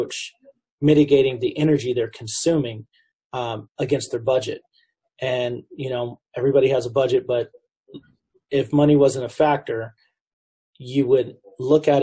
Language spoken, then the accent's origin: English; Southern California, United States; I grew up in the Southern California metropolitan area